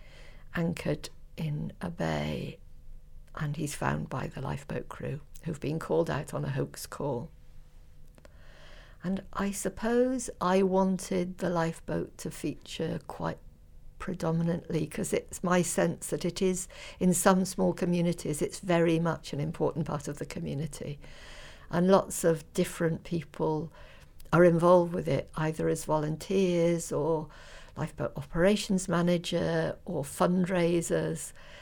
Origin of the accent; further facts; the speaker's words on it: North Devon, South West England, United Kingdom; I grew up in North Devon